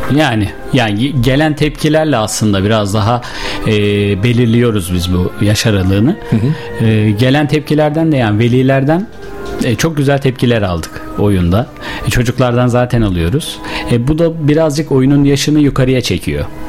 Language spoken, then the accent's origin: Turkish; Sivas Province, Turkey; moved away as an adult; now in Bursa, Turkey; 23 yıl Sivas'ta kaldım.